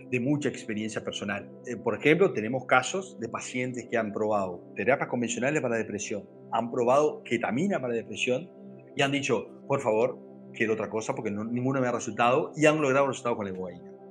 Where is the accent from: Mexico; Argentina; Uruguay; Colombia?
Uruguay; also born or lived in Brazil; Yo soy uruguayo, aunque soy nacido en Brasil, pero, o sea, eh, somos absolutamente rioplatenses. Yo en este momento estoy en Paysandú